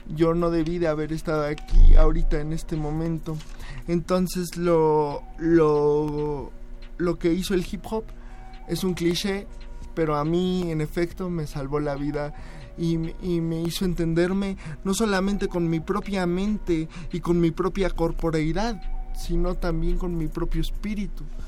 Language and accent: Spanish; United States; de mi, parte estadounidense, porque yo soy chicano